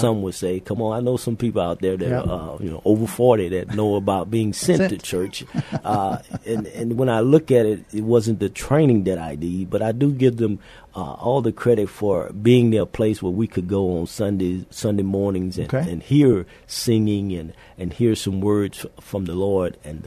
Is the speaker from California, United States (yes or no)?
no; Louisiana, United States; moved away as an adult; also born or lived in Minot, North Dakota / Fairbanks, Alaska / Honolulu, Hawaii / Naples, Italy; now in San Antonio, United States; We're originally from Louisiana